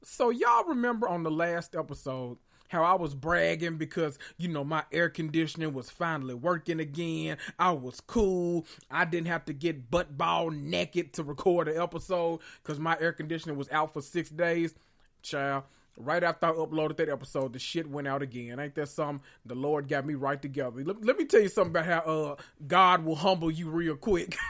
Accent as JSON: {"language": "English", "region": "the South", "country": "United States", "said": "I'm from the South"}